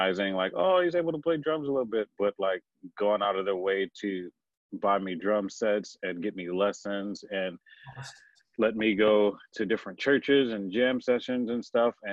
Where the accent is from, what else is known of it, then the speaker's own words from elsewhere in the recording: Houston, Texas, United States; born and raised in Houston, Texas